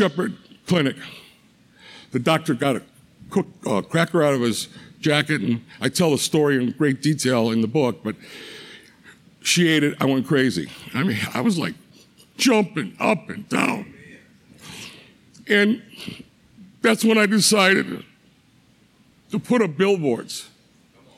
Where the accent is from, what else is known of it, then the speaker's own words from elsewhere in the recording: Cleveland, Ohio, United States; moved away; I'm originally from Cleveland